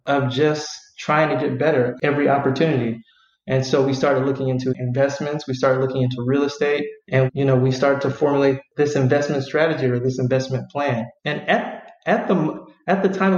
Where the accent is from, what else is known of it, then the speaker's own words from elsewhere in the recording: Vallejo, California, United States; I'm from Vallejo, so it's a relatively small town